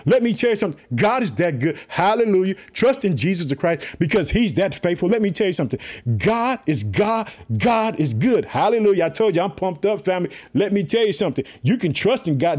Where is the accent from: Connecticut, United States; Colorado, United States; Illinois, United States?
Illinois, United States; also born or lived in Chicago; my home state, Illinois, I live in the city of Chicago